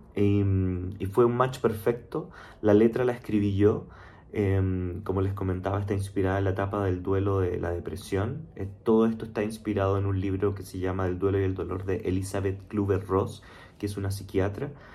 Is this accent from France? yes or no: no; Chile; moved away as an adult; now in Mexico City, Mexico; soy chileno, vivo actualmente en la Ciudad de México, de hecho hace ya cuatro años